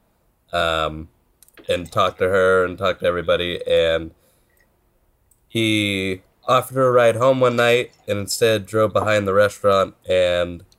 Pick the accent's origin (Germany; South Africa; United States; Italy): United States; Stockton, California; My hometown. I love it. It's great. If anybody wants a wonderful town to visit, Stockton, California